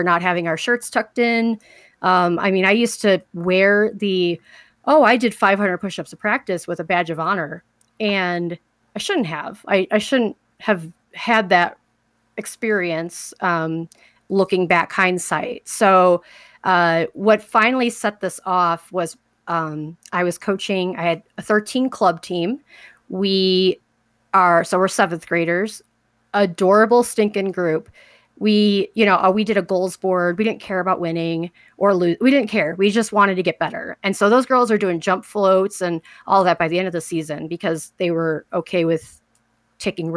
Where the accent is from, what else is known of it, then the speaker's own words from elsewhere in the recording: Chicago, Illinois, United States; I grew up in Chicago, Southside Chicago